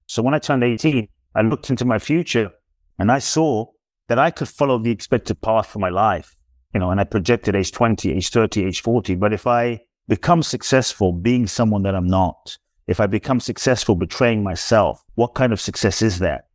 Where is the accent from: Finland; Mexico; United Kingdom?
United Kingdom; London; also born or lived in Ghana; now in United States; I was born in Ghana, West Africa. My father's from Ghana. My mother is Japanese. I grew up in London. I live in the U S